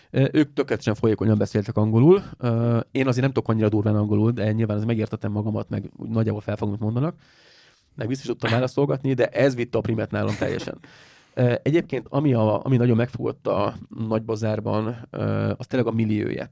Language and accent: Hungarian; Hungary; Kérdezte tőlem, hogy honnan jöttem. Ez a, Where are you come from? Mondom, from Hungary.